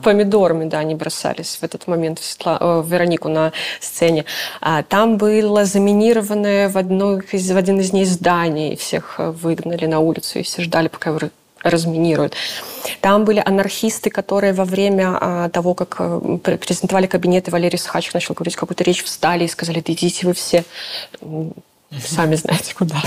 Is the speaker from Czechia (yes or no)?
no; Belarus; moved away; мы тоже белорусы. Да, мы в эмиграции, да, мы там. Но ну, мы тоже белорусы